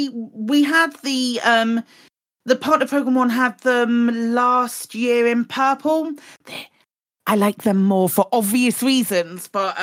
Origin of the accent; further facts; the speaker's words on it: United Kingdom; we are British.